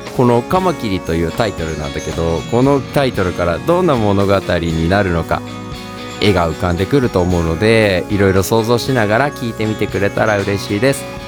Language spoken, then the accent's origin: Japanese; Okayama, Japan; also born or lived in Osaka; 地元岡山と大阪を行ったり来たりしながら